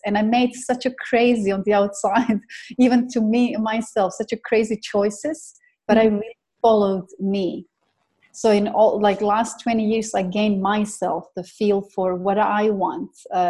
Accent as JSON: {"language": "English", "country": "Croatia", "also_born_or_lived": "England / Dubai", "said": "So I came from Croatia to England, and from England I came to Dubai"}